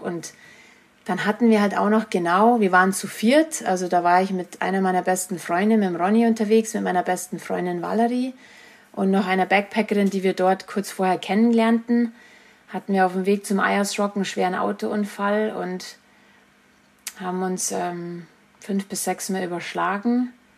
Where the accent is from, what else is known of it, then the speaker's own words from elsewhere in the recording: Germany; nach Murnau transportiert wurde, also nach Bayern, das war nur so an, eineinviertel Stunden entfernt, wo ich, wo ich herkomme